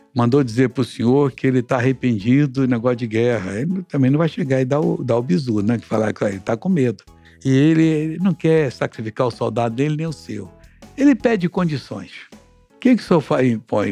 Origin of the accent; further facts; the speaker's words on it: Brazil; Eu morava numa cidade pequenina que não tinha um, um asfalto, nem um paralelepípedo na rua